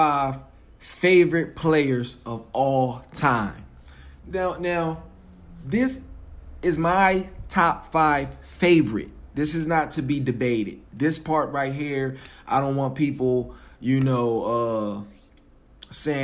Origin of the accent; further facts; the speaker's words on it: Philadelphia, Pennsylvania, United States; I'm from Philly. So my favorite NBA player growing up was Iverson.